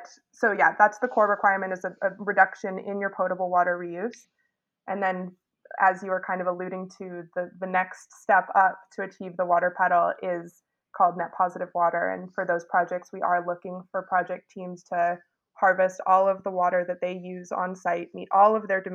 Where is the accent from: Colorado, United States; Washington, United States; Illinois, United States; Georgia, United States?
Washington, United States; Seattle; moved away as an adult; now in New York, United States; I grew up in Seattle, actually, and went to Chief South High School